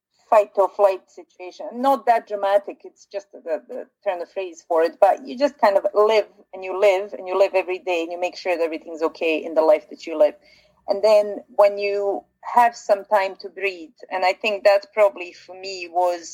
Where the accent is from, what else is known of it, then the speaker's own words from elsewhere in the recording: Bosnia & Herzegovina; moved away; I come originally from Bosnia, and living through kind of a war situation